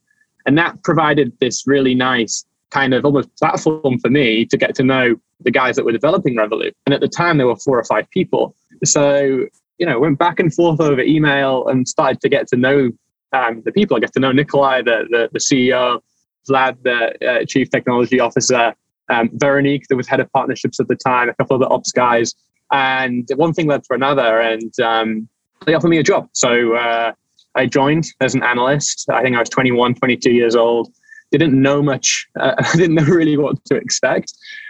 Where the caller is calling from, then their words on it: New York City, New York, United States; I'm calling in from New York City.